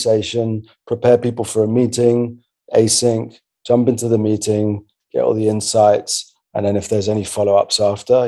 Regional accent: Belgium; I'm actually from Belgium

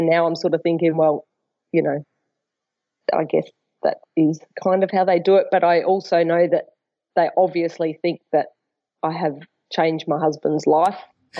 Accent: Melbourne, Victoria, Australia; moved away as an adult; now in Brisbane, Australia; I'm ringing because I moved to Brisbane from Melbourne about 10 years ago to be with my now husband.

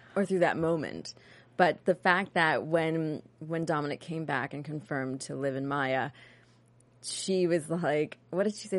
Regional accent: New York, United States; I'm from New York

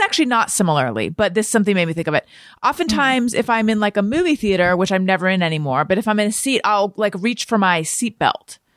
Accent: Newport Beach, California, United States; also born or lived in Oakland, California; I grew up in, like, Corona del Mar, Newport Beach

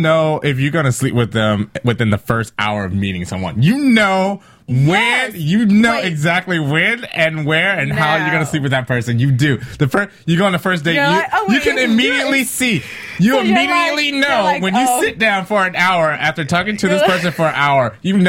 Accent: Chicago, Illinois, United States; I am from Chicago.

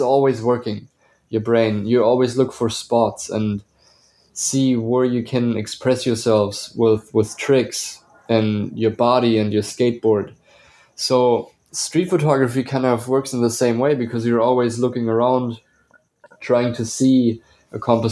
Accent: Bavaria, Germany; moved away as an adult; now in Atlanta, United States; I was born and raised in Bavaria, Germany, and I moved to the United States, to Atlanta, in 2016

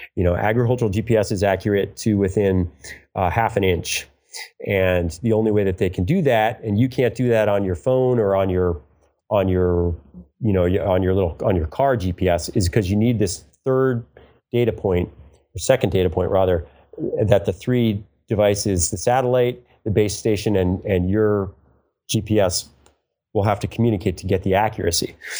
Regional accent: New York, United States; moved away as an adult; also born or lived in San Francisco; now in California, United States; I'm from New York. As I said, I was living in New York City

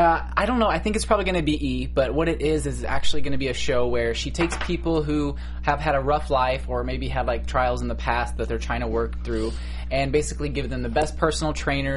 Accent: Missouri, United States; now in California, United States; when I first moved here, I'm from Missouri, so it's very conservative, you know, like, everything's conservative. And I am this little straight boy who moves to California.

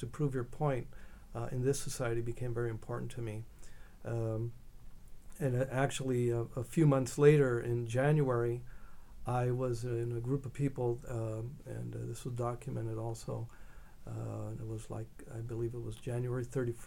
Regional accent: Los Angeles, California, United States; growing up in East LA at the time that I did

